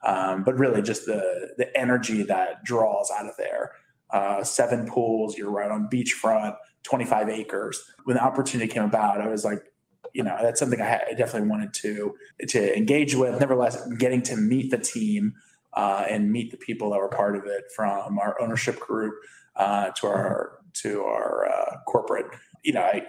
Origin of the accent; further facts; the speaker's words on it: East Coast, United States; And I have family on the East Coast. I grew up on the East Coast.